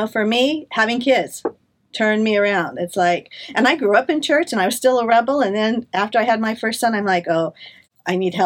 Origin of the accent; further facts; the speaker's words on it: Orange, California, United States; also born or lived in Corona, California / Monterey, California; grew up in Corona. I was raised in Orange, and we did a couple of moves back and forth as a child, ended up in Corona at the age of 16.